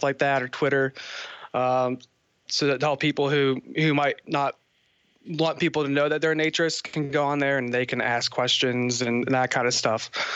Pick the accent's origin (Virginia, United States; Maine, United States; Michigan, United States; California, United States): Virginia, United States; Northern; I'm from Northern Virginia, near D.C.